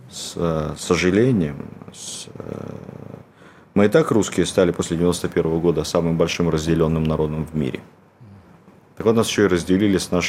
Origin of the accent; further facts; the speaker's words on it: Cherkasy Oblast, Ukraine; born there; я родился в Центральной Украине.